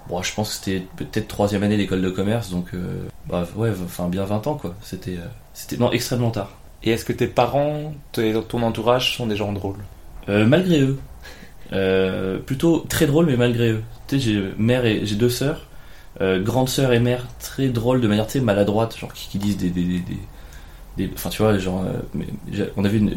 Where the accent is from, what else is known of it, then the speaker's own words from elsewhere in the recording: Cagnes-sur-Mer, Provence-Alpes-Côte d'Azur, France; born there; je suis né à Cagnes-sur-Mer. Voilà, Cagnes-sur-Mer, c'est euh, à côté de Cannes.